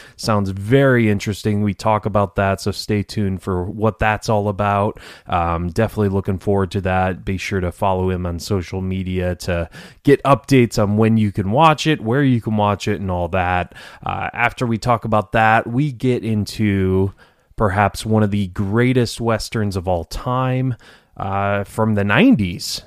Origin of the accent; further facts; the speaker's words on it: Detroit, Michigan, United States; moved away; I'm from Detroit originally